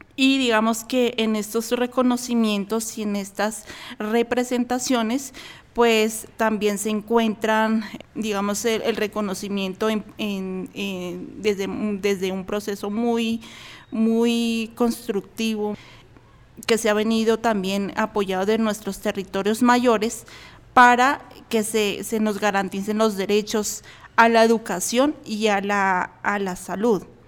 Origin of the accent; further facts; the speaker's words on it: Alto Putumayo, Colombia; now in Bogotá, Colombia; yo pertenezco a la comunidad indígena Camtra del Alto Putumayo